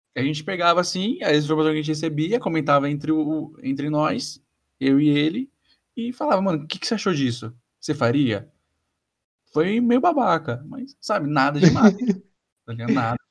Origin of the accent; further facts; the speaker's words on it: São Paulo, Brazil; isso pra gente em São Paulo é meio comum